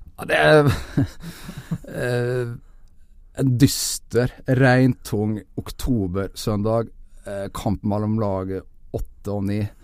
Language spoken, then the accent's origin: Norwegian; Nordvestlandet, Norway; oppveksten på Nordvestlandet eh, på 80-tallet